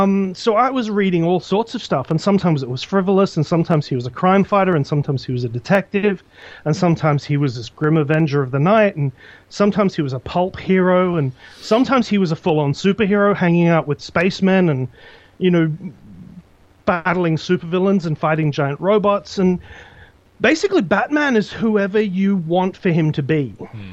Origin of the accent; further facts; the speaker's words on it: Australia; And one of the things about growing up in Australia is that most of the comics you read are reprints of American comics.